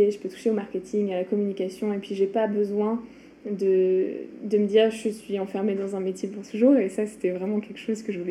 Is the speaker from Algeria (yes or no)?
no; France; moved away as an adult; now in Montreal, Canada; je suis une Française à Montréal depuis 7 ans